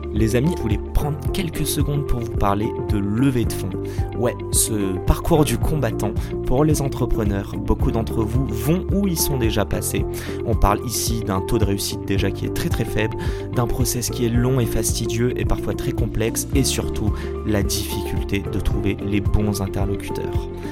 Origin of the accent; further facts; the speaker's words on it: Morocco; je suis marocain